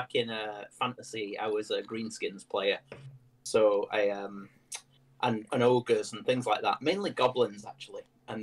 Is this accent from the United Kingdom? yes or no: yes; Manchester, North West England, United Kingdom; moved away; I'm from Manchester.